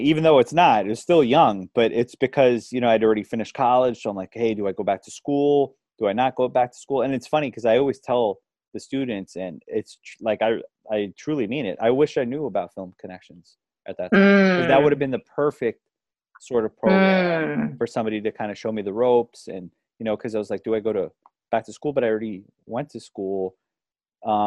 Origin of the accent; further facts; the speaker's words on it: New York City, New York, United States; also born or lived in Westchester, New York; I was born in Manhattan, raised in the Bronx. Then my family moved up to Westchester, which is the suburbs of New York City.